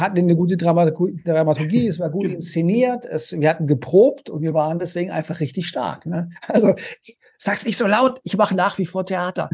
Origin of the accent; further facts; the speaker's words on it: Konstanz, Baden-Württemberg, Germany; moved away as an adult; also born or lived in Paris / Vienna / United States; ich komme ursprünglich aus Konstanz am Bodensee und hatte da eine wunderschöne Kindheit